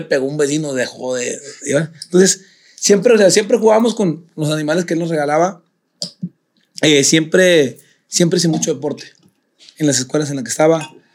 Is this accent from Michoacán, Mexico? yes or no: no; San Pedro Garza García, Nuevo León, Mexico; also born or lived in Cumbres, Monterrey; yo me fui a los seis años de Cumbres, nos fuimos a San Pedro.